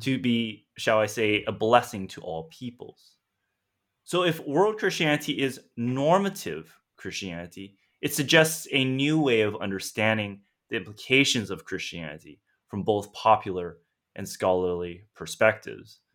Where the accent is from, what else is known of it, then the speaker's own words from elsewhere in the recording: San Gabriel Valley, Los Angeles County, Southern California, United States; moved away; also born or lived in Vancouver; I'm a Chinese American, born and raised in Southern California, and I grew up in a region of uh, Los Angeles County known as San Gabriel Valley or the SGV